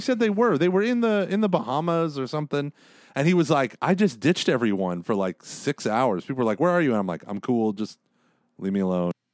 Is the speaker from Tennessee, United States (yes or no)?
no; Tulsa, Oklahoma, United States; I was raised in Oklahoma